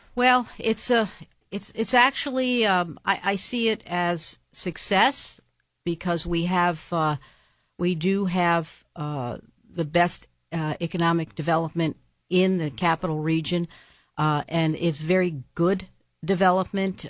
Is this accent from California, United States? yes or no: no; Schenectady, New York, United States; now in Latham, United States; I grew up in Schenectady and moved to, uh, Latham in the town of Colony when I got married